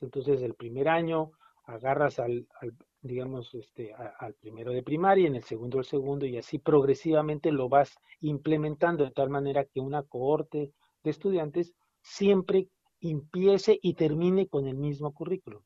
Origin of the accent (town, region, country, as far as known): Mexico